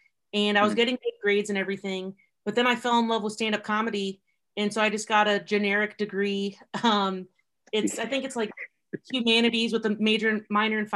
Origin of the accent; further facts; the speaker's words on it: Columbus, Ohio, United States; moved away as an adult; also born or lived in New York; I was born in Columbus, Ohio